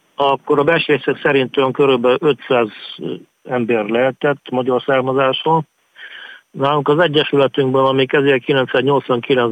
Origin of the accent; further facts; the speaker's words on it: Transcarpathia, Zakarpattia Oblast, Ukraine; moved away as an adult; also born or lived in Lviv; now in Kyiv, Ukraine; kárpátaljai vagyok